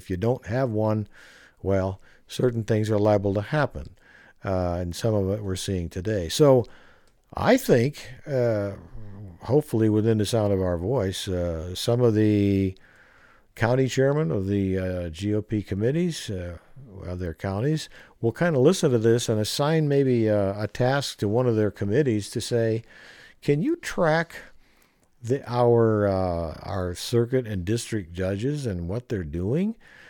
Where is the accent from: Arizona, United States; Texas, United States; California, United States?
Arizona, United States; I was brought up in Arizona, so the code of the West was nothing new to me.